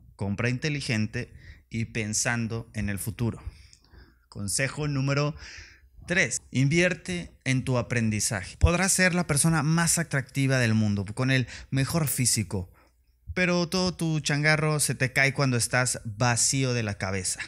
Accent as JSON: {"language": "Spanish", "country": "Mexico", "said": "en mi país, México"}